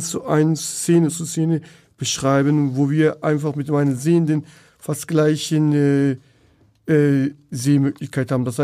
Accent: Turkey; German is a second language; now in Germany; Und äh, ich komme aus der Türkei damals, äh, auch in der Dorf, in der Stadt, wo ich in die Schule gegangen habe, hatte ich keine Unterstützung, keine Hilfe.

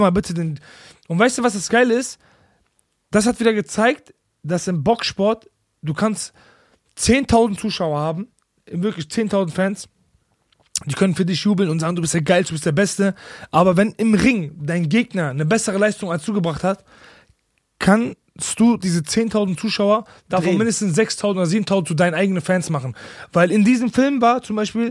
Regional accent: Bochum, North Rhine-Westphalia, Germany; ich komme aus Bochum

